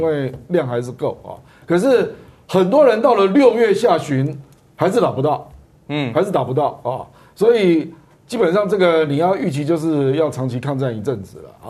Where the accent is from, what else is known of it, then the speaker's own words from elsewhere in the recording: Taiwan; 我们台湾人口密度那么高